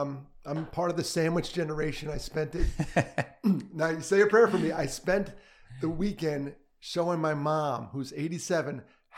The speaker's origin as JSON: {"language": "English", "town": "Valley Cottage", "region": "New York", "country": "United States", "tie": "born or raised there", "also_born_or_lived": "Brooklyn, New York", "said": "I grew up in New York."}